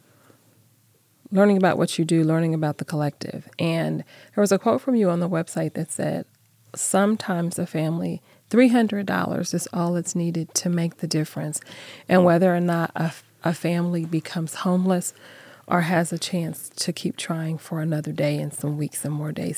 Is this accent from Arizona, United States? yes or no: yes; Phoenix, Arizona, United States; moved away; I grew up in Phoenix